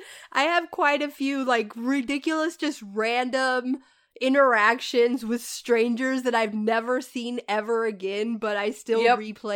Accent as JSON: {"language": "English", "country": "United States", "said": "We're just American."}